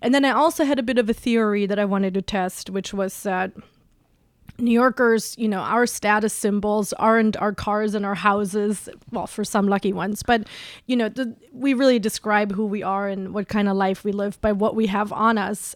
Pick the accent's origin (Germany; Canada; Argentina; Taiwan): Germany; also born or lived in West Coast, United States; now in New York, United States; I'm originally from Germany